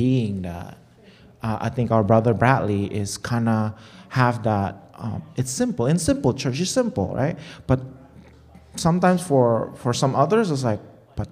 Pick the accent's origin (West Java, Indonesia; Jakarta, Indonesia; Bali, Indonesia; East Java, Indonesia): Jakarta, Indonesia; moved away; I grew up in Indonesia, so back in this capital, we have a mall